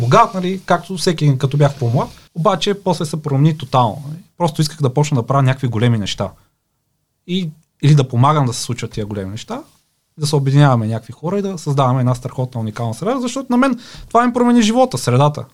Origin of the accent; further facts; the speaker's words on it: Pleven, Pleven Province, Bulgaria; Аз съм от Плевен